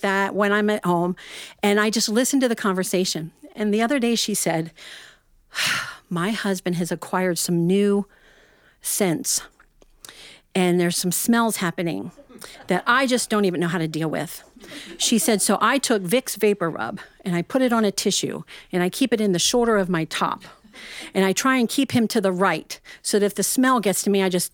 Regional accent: Ohio, United States; I'm actually from Ohio, and I have a little yarn shop there

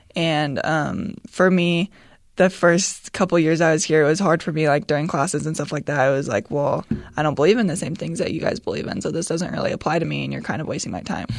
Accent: Utah, United States; growing up in Utah

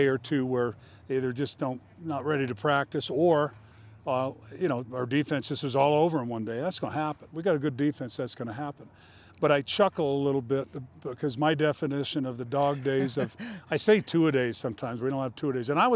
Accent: Colorado, United States; moved away; I'm a mountain guy. I'm from Colorado

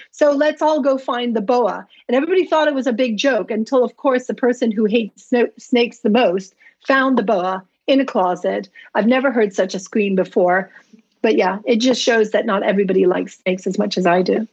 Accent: Tunisia; I grew up in Tunisia in North Africa

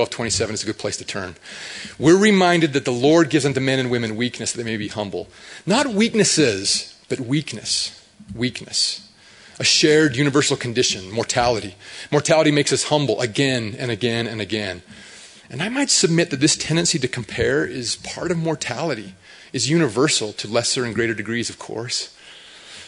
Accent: Hooper, Utah, United States; I grew up in Hooper

